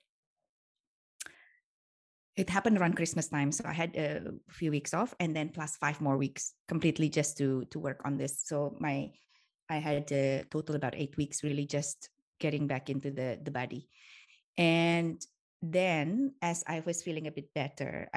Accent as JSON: {"language": "English", "country": "Indonesia", "tie": "born or raised there", "moved": "as an adult", "lives_now": "Switzerland", "said": "I grew up in Indonesia for most of my life."}